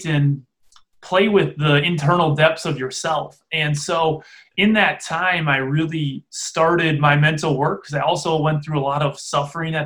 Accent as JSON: {"language": "English", "town": "Freedom", "region": "Wisconsin", "country": "United States", "tie": "born or raised there", "said": "I grew up in Freedom, Wisconsin, a small town in farming community in the middle of Wisconsin"}